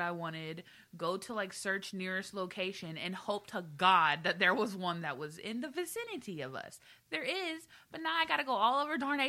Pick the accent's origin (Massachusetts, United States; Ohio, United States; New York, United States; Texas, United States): Texas, United States; an island in; moved away; I'm from Texas. Not only am I from Texas, I'm from an island in Texas